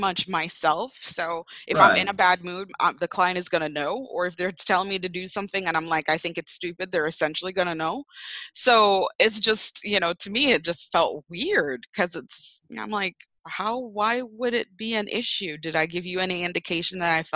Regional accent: Jamaica; now in United States; I grew up in Jamaica.

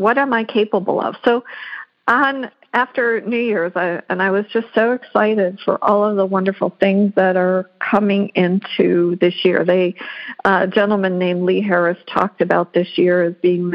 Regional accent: Western Canada, Canada; I grew up in Western Canada

